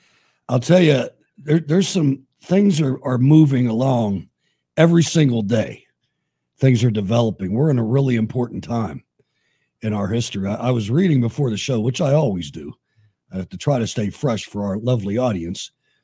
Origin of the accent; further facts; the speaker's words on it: Minnesota, United States; I'm from Minnesota.